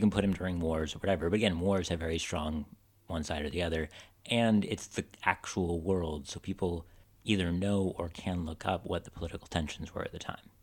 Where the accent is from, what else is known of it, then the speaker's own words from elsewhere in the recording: United States; I'm an American